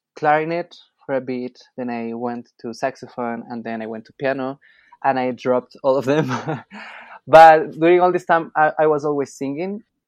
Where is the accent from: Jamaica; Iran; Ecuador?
Ecuador; Quito, Pichincha; I'm from Quito, Ecuador, and my mom is Colombian.